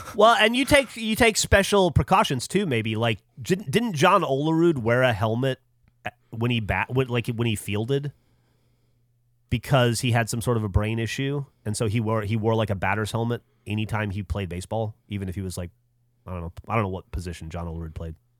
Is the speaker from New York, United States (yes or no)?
no; Alabama, United States; moved away; I grew up in Alabama